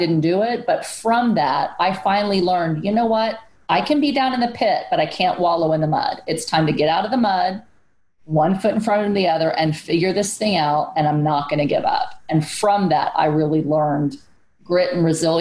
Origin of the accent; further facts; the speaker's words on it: San Antonio, Texas, United States; I grew up in Section 8 housing in San Antonio, Texas